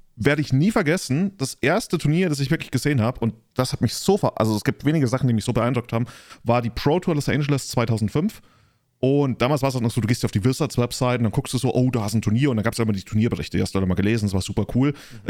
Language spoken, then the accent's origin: German; near Freising, Bavaria, Germany; Ich komme aus Neufan, das ist in der Nähe von Freising